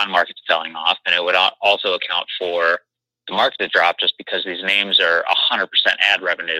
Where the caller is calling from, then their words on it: Chicago, Illinois, United States; from Chicago.